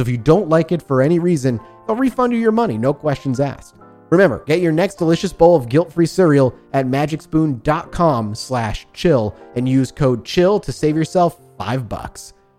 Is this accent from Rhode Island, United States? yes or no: yes; Rhode Island, United States; Oh, I grew up in Rhode Island.